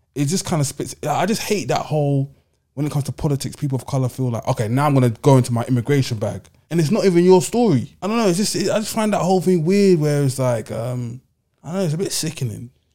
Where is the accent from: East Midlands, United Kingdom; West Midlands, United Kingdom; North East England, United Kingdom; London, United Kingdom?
London, United Kingdom; I'm a Londoner